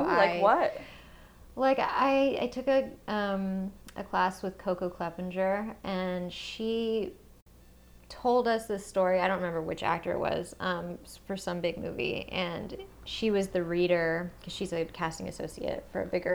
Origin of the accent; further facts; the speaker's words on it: the South, Georgia, United States; moved away; growing up in the South